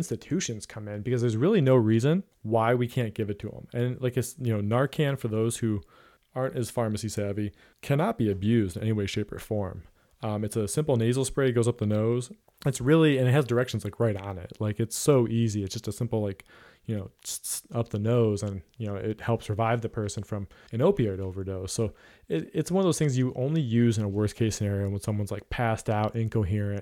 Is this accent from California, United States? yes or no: no; Ohio, United States; we're both from Ohio